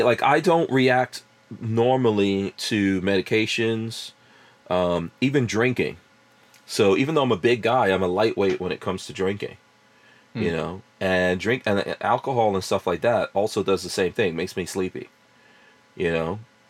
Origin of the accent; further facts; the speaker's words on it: Guyana; born there; Even where I was born in Guyana, there's a lot of gold coming out of there.